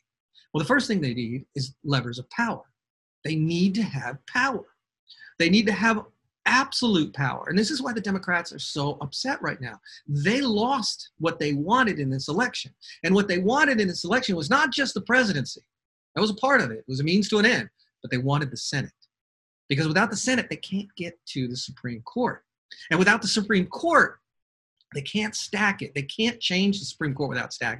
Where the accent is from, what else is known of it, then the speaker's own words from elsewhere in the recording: Georgia, United States; Georgia, my home state